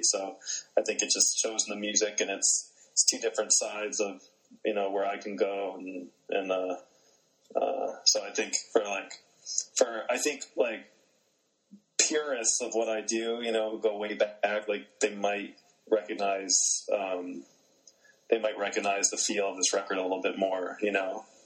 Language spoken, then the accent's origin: English; New Jersey, United States; I grew up in New Jersey